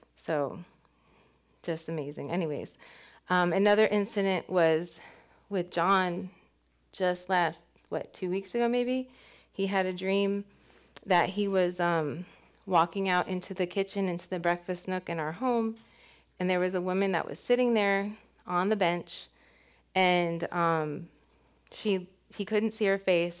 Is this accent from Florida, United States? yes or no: yes; West Palm Beach, Florida, United States; we grew up in West Palm together